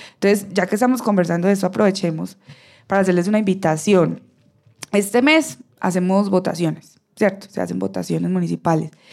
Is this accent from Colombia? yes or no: yes; Bello, Antioquia, Colombia; yo soy de Bello